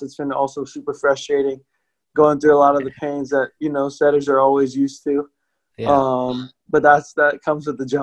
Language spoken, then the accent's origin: English; Hawaii, United States; I grew up in Hawaii